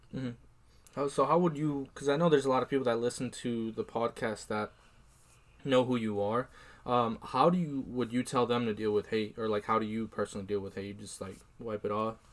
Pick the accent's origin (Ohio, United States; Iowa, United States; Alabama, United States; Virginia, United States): Iowa, United States; I'm from Iowa